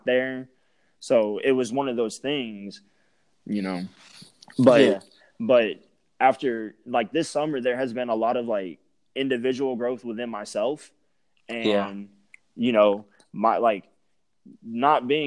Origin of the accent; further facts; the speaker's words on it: Lumberton, Texas, United States; moved away; I'm from Lumberton, which is Southeast Texas.